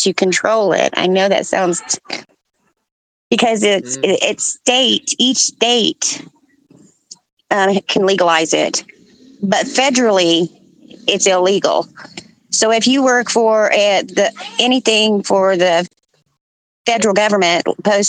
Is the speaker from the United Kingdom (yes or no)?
no; Colorado, United States; now in Texas, United States; I'm born and raised in Colorado, so I still have lots of friends there